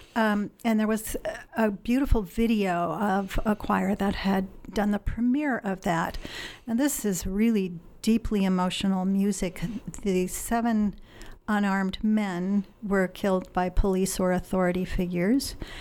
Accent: Illinois, United States; moved away as an adult; also born or lived in Wisconsin; now in Eugene, United States; I grew up in the Midwest okay. in, in Illinois.

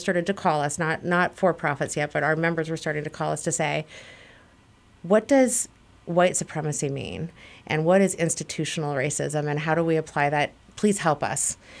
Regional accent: Minnesota, United States; moved away as an adult; also born or lived in Ohio; I was maybe twenty when I left Minnesota

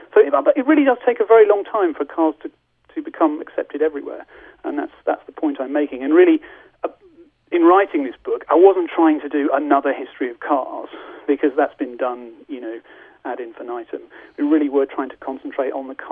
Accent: United Kingdom; we're British

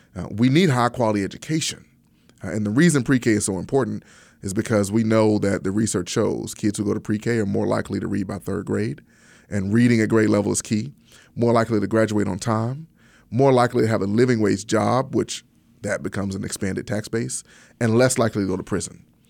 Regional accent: Pine Bluff, Arkansas, United States; I grew up in Pine Bluff, Arkansas

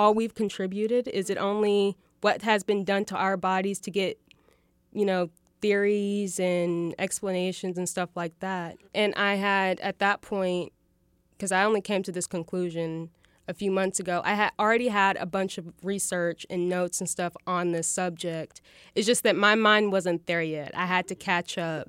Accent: Fayetteville, Arkansas, United States; I was born and raised here in Fayetteville

